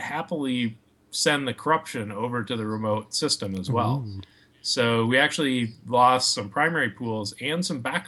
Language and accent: English; Minneapolis, Minnesota, United States; also born or lived in Bay Area, California; now in northern Wisconsin, United States; I grew up in the Twin Cities area of Minnesota